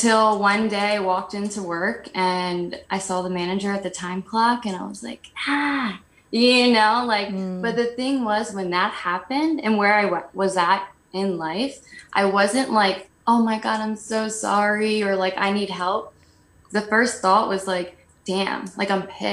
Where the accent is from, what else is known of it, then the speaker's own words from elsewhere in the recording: New Jersey, United States; I grew up in New Jersey